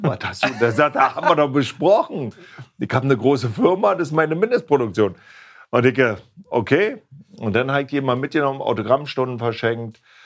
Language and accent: German; East Germany, Germany; Ich komme ja aus dem Osten